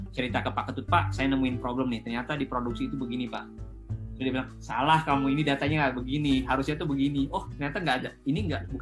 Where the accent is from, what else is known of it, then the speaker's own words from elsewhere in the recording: West Java, Indonesia; karena jujur ya saya, saya kan uh, suku saya, saya orang Sunda gitu.